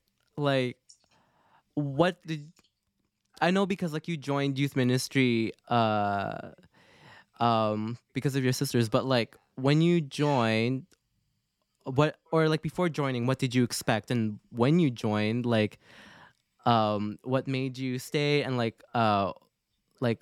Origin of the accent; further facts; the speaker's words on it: Canada; also born or lived in Philippines; growing up in Canada, since I was 6 years old, I did not know, or I still hear Tagalog at home